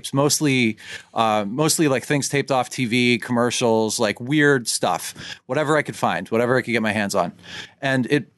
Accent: Leonardo, New Jersey, United States; I grew up in Leonardo.

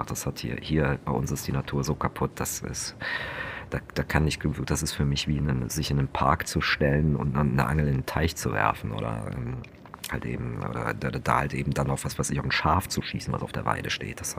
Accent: Germany; dass ich in der Region, wo ich aufgewachsen bin, wie die höchsten Wasserpreise hatten von ganz Deutschland.

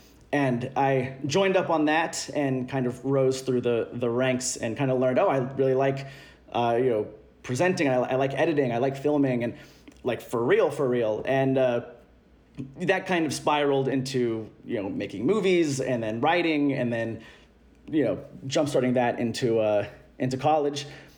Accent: Louisville, Kentucky, United States; 29, Gemini. I'm from Louisville, Kentucky, and I don't have an accent. Sorry to all those who assume that all Kentuckians have one.

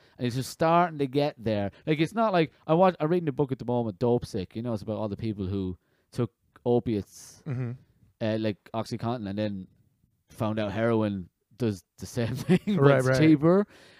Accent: west of Ireland, Ireland; also born or lived in London; I was born in London, and I moved to the west of Ireland. {S1} Mm-hmm. {S0} I lived there for 12 years and got bullied for not going to church.

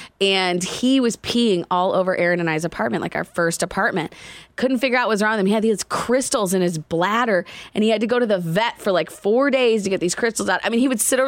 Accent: Indiana, United States; I grew up in Indiana

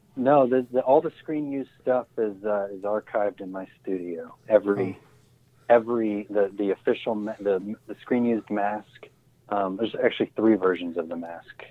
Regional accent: Ohio, United States; the area I grew up in Ohio

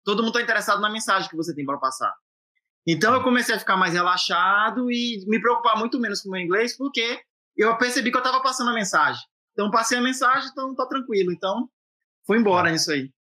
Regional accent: Ilhéus, Bahia, Brazil; moved away as an adult; also born or lived in Jequié, Bahia; now in Boston, United States; Sou baiano, eu, eu, nasci em Jiquié, né, mas eu fui criado lá no Salobrinho, que é um bairro que é onde fica a nossa universidade, que é um bairro de Ilhéus

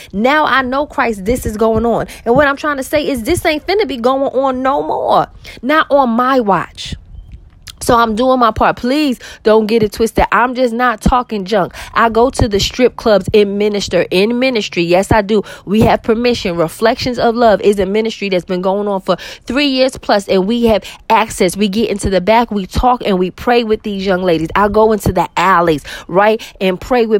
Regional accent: New York City, New York, United States; I grew up with violence in New York City

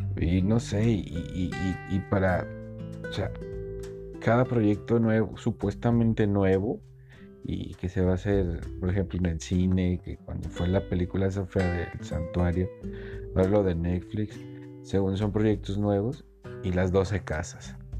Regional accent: Guadalajara, Jalisco, Mexico; soy de Guadalajara, Jalisco, México

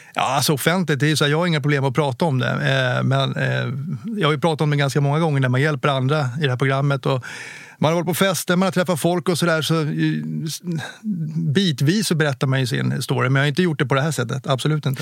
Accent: Åkersberga, Stockholm County, Sweden; Jag är uppväxt i Åkersberga

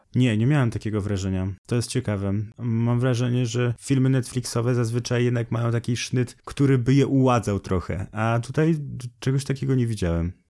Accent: Poland; accent: Polish; z moim polskim akcentem

